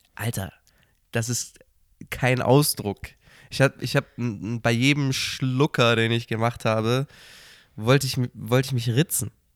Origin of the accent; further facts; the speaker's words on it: Cologne, North Rhine-Westphalia, Germany; moved away; aus meiner Heimatstadt Köln